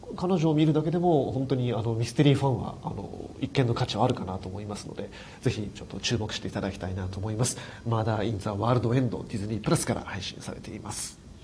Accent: Hokkaido, Japan; 僕の生まれ育った北海道みたいな町ですね

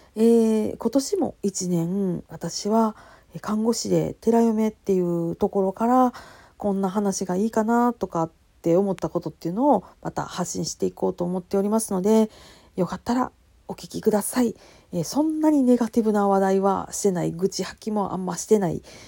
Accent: Kansai, Japan; accent: Kansai-ben; 関西弁でなんやかんやしゃべり散らかす

